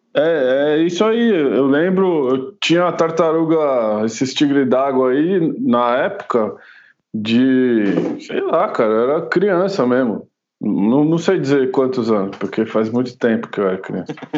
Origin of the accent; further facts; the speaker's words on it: São Paulo, Brazil; moved away as an adult; now in Jundiaí, Brazil; quando eu era pequeno, eu morava em São Paulo mesmo, né? Eu vim morar aqui só quando eu casei